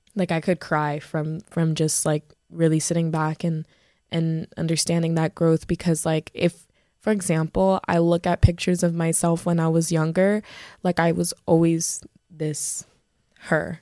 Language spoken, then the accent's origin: English; Broward County, Florida, United States; I grew up in Broward, I'm a Broward girly